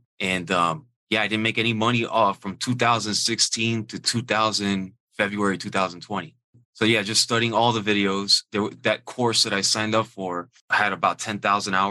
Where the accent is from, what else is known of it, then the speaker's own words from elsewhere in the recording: Miami, Florida, United States; I'm from Miami originally